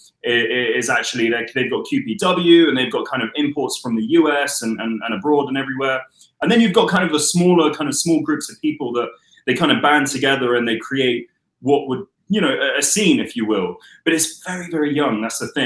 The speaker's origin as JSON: {"language": "English", "region": "London", "country": "United Kingdom", "tie": "born or raised there", "moved": "as an adult", "lives_now": "Dubai, United Arab Emirates", "said": "born and raised in London, you know, from North London, sort of around Camden Town to be exact"}